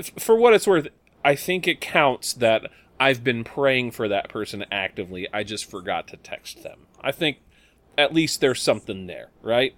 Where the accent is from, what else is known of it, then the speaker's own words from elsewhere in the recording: United States; us Americans